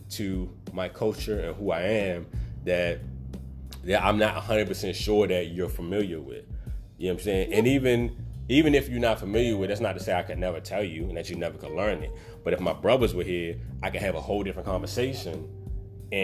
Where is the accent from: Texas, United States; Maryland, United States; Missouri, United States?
Maryland, United States; Baltimore; I'm from Baltimore